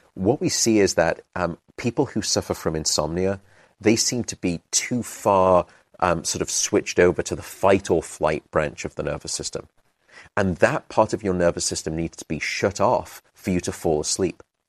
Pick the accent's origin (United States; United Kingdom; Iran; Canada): United Kingdom; also born or lived in London; I'm British